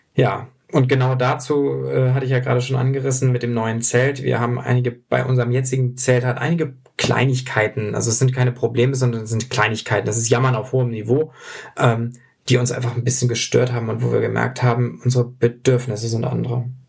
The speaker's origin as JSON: {"language": "German", "region": "Hamburg", "country": "Germany", "said": "wir kommen beide aus Hamburg"}